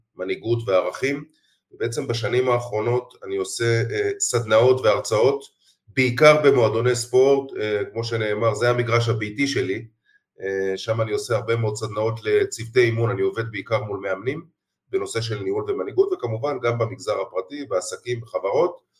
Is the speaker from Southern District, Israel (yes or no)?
no; Jerusalem, Jerusalem District, Israel; אני ירושלמי במקור